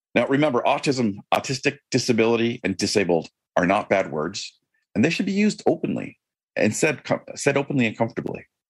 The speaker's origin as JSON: {"language": "English", "country": "Canada", "said": "I am Canadian."}